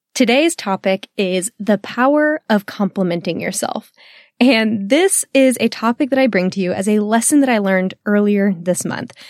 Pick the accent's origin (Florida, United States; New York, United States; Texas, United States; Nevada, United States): Texas, United States; I am a Texan woman